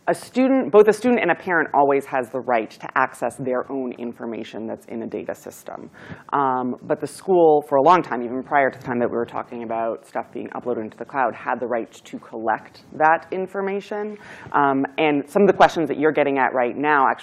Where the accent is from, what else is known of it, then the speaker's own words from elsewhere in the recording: Needham, Massachusetts, United States; I'm from Needham